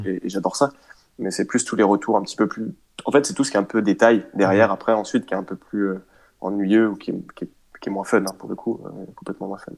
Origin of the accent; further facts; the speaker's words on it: Rennes, Brittany, France; je suis de Rennes